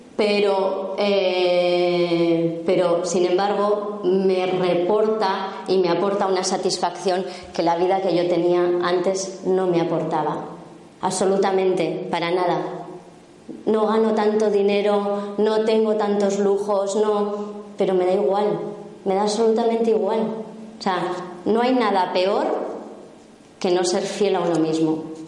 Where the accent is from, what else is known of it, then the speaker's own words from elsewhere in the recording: La Rioja, Spain; soy riojana